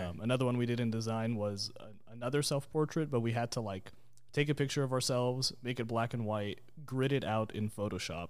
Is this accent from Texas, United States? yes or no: yes; Dallas, Texas, United States; Born and raised in Dallas, Texas